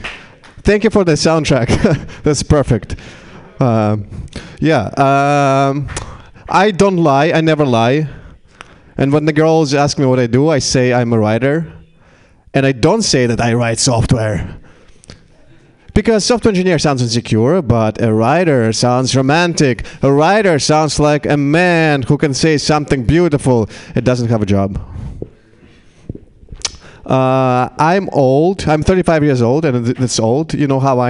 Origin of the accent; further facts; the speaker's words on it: Russia; English is a second language; now in United States; In Russia, we traditionally pickled cucumbers and tomatoes